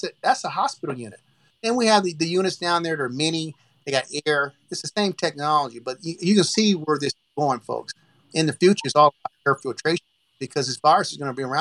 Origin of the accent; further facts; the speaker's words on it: Oakdale, Louisiana, United States; I'm from the country. I'm from Oakdale, Louisiana